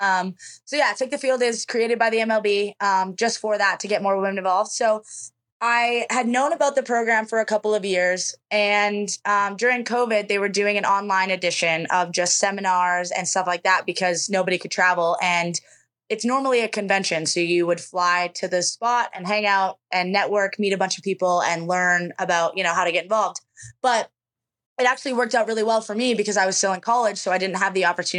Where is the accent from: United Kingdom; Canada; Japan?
Canada; an hour from Brandon, Manitoba; Brandon, Manitoba, which is an hour from my hometown.